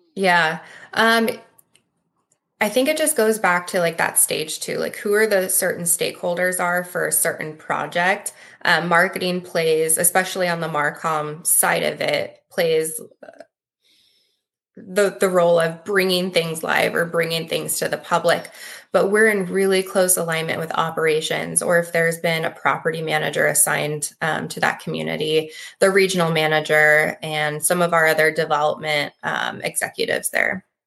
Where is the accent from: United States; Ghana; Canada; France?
United States; Midwest; also born or lived in Lincoln, Nebraska; I'm born and raised in the Midwest